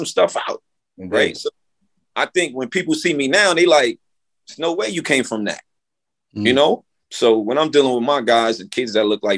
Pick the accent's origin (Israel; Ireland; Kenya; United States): United States; New York City, New York; growing up in the Bronx